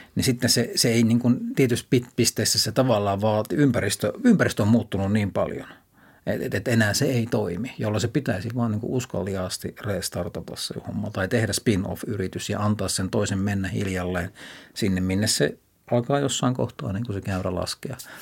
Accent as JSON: {"language": "Finnish", "town": "Kuopio", "region": "North Savo", "country": "Finland", "tie": "born or raised there", "said": "mä menin pienenä poikana Kuopiossa torin vieressä olevaan paikalliskauppaan"}